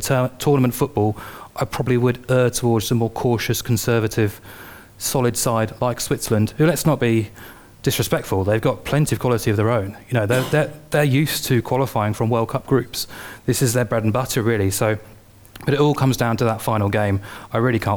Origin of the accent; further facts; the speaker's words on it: Ireland; Being Irish